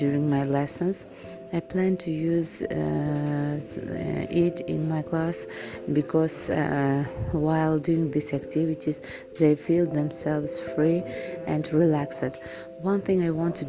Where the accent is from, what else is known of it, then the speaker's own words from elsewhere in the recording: Tashkent Region, Uzbekistan; English is a second language; I'm from Tashkent region in Gyul City